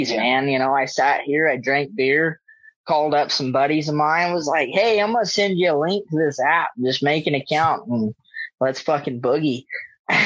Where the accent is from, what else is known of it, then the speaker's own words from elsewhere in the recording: United States; also born or lived in Dallas-Fort Worth, Texas / Elk City, Oklahoma; I grew up bouncing back and forth between the DFW area of Texas and a little town in Oklahoma called Elk City